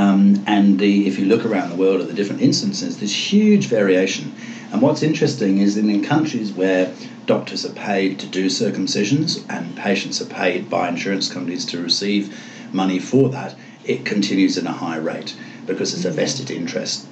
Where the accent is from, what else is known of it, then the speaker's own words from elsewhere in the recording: England, United Kingdom; moved away; I come from England.